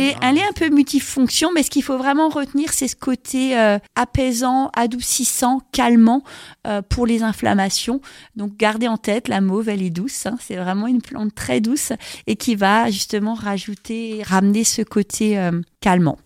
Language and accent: French; Alsace, Grand Est, France; chez nous, en Alsace